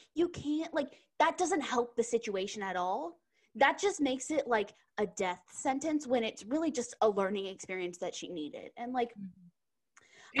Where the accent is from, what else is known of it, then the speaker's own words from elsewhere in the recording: Texas, United States; I grew up in Texas